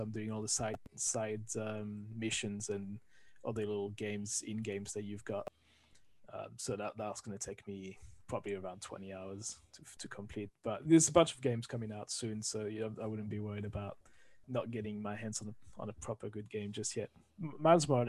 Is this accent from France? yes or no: yes; France; accent: French; English is a second language; moved away as an adult; now in London, United Kingdom; I'm originally from France, as you can hear from the accent. Moved to the UK, to London 20 years ago